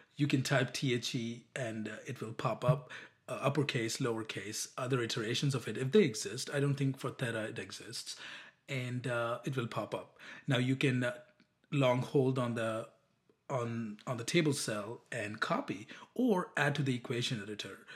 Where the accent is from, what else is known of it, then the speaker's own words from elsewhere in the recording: India; moved away as an adult; now in United States; I'm from India